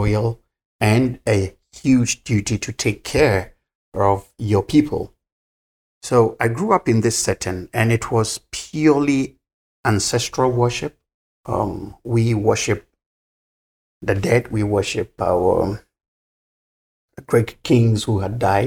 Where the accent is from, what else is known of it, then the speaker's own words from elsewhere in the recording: Ashanti, Ghana; I'm from the royal Ashanti clan.